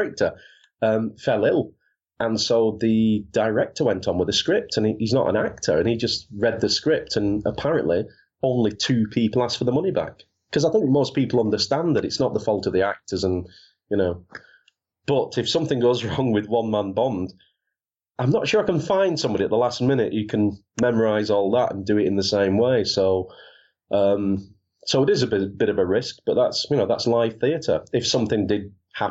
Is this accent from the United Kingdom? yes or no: yes; Wigan, North West England, United Kingdom; my hometown of Wigan